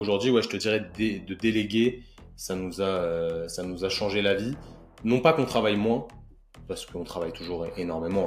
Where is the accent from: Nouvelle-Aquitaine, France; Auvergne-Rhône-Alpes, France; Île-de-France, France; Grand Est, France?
Île-de-France, France; Paris suburbs, Yvelines; je viens de la banlieue parisienne, euh, exactement du, 78